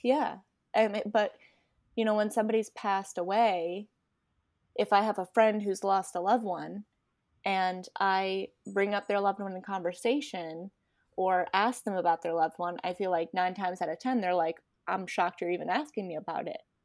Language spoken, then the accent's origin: English; Rhode Island, United States; moved away as an adult; now in Florida, United States; Rhode Island